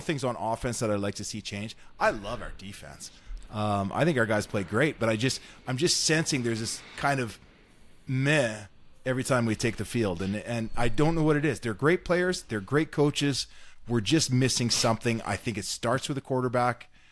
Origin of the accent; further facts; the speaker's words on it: North Battleford, Saskatchewan, Canada; growing up in Saskatchewan